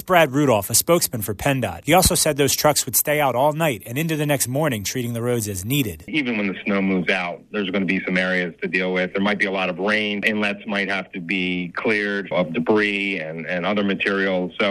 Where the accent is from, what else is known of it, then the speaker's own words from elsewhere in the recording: Puerto Rico; In Puerto Rico, I'm from Puerto Rico. Usually, you did not receive gifts on Christmas